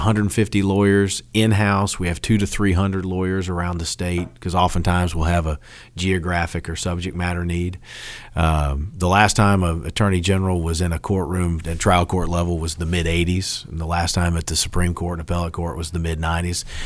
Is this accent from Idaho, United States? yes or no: no; Dunwoody, Georgia, United States; I loved growing up there and, and growing up in Dunwoody